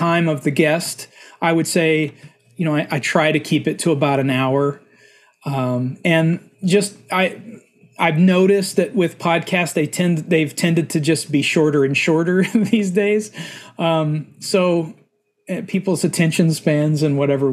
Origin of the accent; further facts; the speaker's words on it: Stephenville, Texas, United States; also born or lived in Hico, Texas; I grew up in Central Texas. My whole extended family is from a little town called Hyco, Texas. I lived with my mother about 20 minutes north of there called Stephenville, Texas. And so that's where I grew up